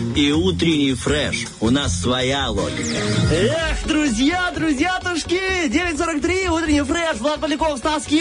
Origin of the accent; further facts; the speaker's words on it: Slobozia, Transnistria, Moldova; я из Слободе и был в Бендерах